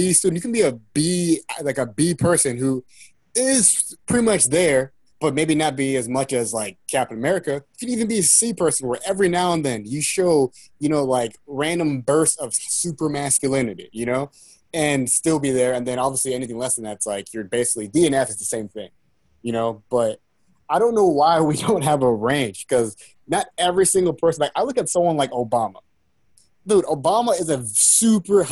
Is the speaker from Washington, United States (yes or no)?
yes; Seattle, Washington, United States; I was born in Seattle